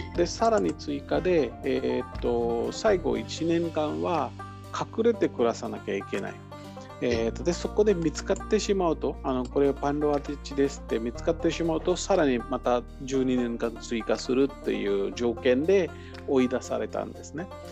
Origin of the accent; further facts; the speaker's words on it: Maharashtra, India; 私の出身のハラシュト州のモンバイとかプネとか